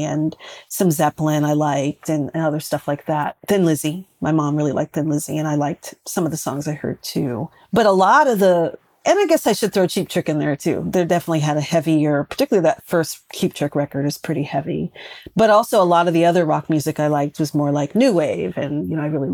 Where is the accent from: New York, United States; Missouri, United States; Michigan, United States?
New York, United States; New York City; I was a little girl growing up in Brooklyn